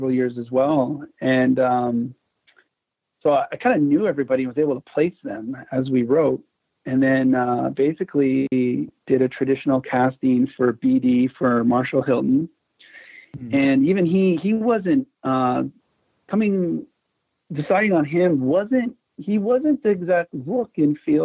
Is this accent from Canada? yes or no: yes; Vancouver, British Columbia, Canada; moved away; I grew up in Vancouver, Canada for a good chunk of my youth